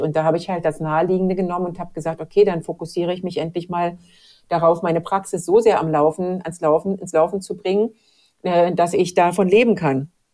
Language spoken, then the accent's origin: German; Germany; moved away as an adult; also born or lived in Mexico / Latin America; Ich komme noch dazu aus der DDR.